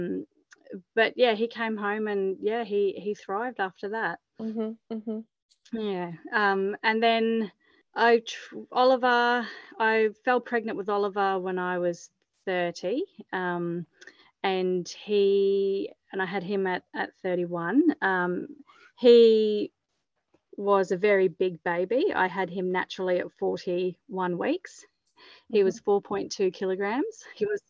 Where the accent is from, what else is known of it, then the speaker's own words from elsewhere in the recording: Mackay, Queensland, Australia; also born or lived in Townsville / Brisbane / Bundaberg / Sunshine Coast; I'm from Mackay originally. I was born here. And then when we finished school, moved away